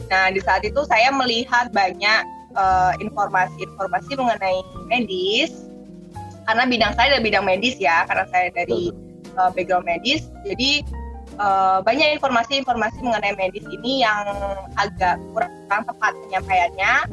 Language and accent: Indonesian; Surabaya, East Java, Indonesia; born there; also born or lived in Bali; Saya lahir di Surabaya, kemudian saya menemukan menyelesaikan pendidikan dokter saya di Fakultas Udayana Bali.